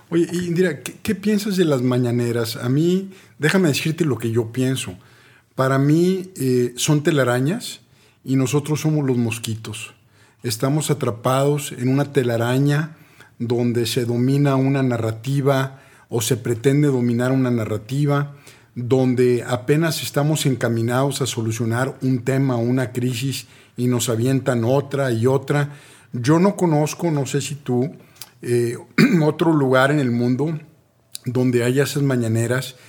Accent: Mexico; yo, soy mexicano

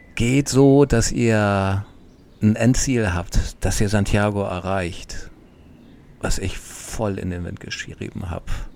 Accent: Hamburg, Germany; ich als Flachlandtiroler, ich komme aus Hamburg

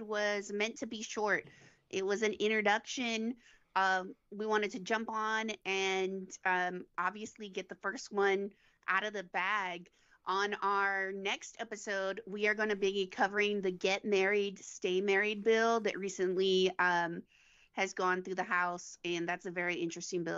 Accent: Uvalde, Texas, United States; moved away as an adult; now in Montgomery, United States; I was born and raised in Uvalde, Texas.

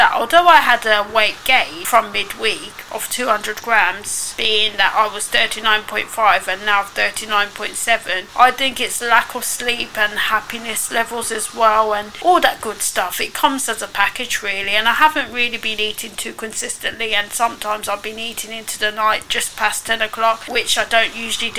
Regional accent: United Kingdom; I love being British.

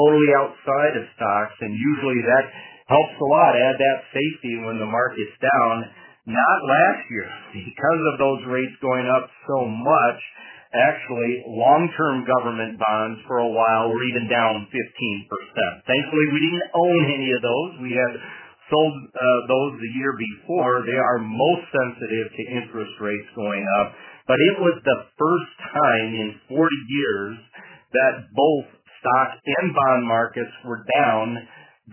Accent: Madison, Minnesota, United States; my hometown, Madison, Minnesota

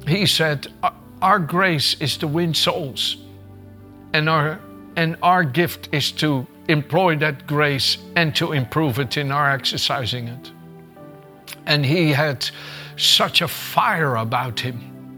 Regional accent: Netherlands; moved away as an adult; also born or lived in Gouda; In Holland, that I was born in the Netherlands and raised for the first 26 years of my life

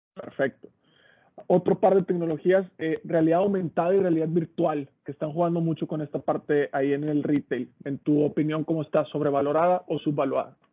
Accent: Mexico; como mexicanos

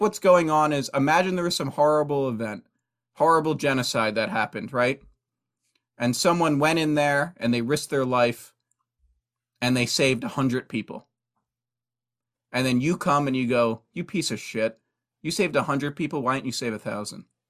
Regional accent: United States; born and raised in America

